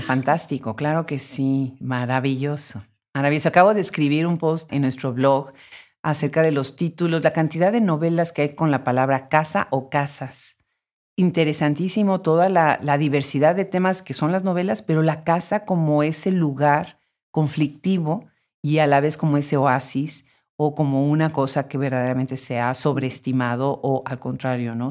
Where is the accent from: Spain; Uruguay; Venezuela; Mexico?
Mexico; moved away; yo soy de México originariamente